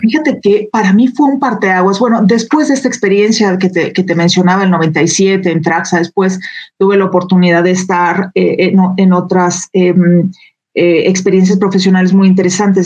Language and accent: Spanish; Jalisco, Mexico; moved away as an adult; now in Aguascalientes, Mexico; en Jalisco, de donde soy originaria